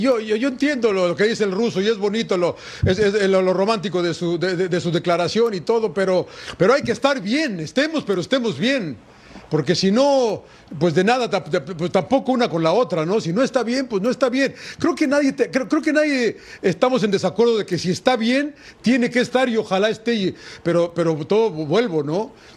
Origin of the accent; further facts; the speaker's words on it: Mexico; soy mexicano